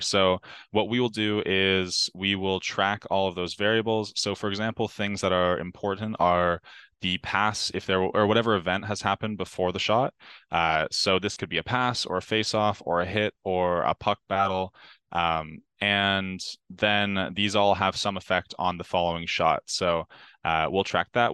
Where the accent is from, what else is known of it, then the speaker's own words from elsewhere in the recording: Ontario, Canada; growing up in Ontario